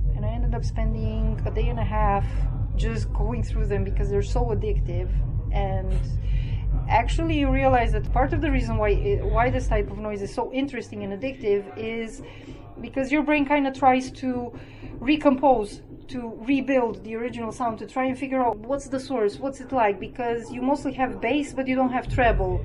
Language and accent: English; Romania; moved away as an adult; also born or lived in Cluj, Romania; now in Wroclaw, Poland; I'm originally from Romania, but I've been living in Poland now for oh, close to nine years.